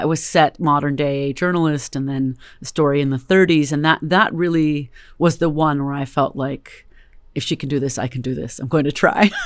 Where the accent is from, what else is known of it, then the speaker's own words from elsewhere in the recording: Berkeley, California, United States; also born or lived in Richmond, California; I'm a California native, Bay Area native, born and raised in Berkeley